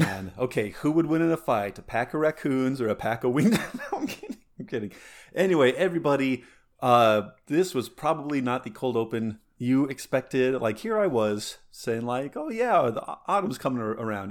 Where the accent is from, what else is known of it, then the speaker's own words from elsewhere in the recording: Alamosa, Colorado, United States; growing up in Alamosa